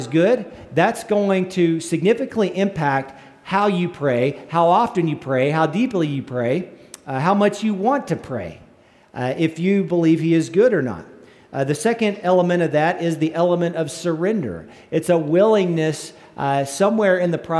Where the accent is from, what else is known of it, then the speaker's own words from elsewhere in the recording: northern panhandle of Texas, United States; my little hometown up in the northern panhandle of Texas